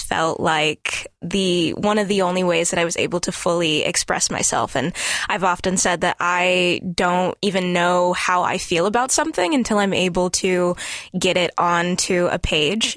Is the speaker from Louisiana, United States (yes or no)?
yes; Gonzales, Louisiana, United States; moved away; I was raised mostly in Gonzales, Louisiana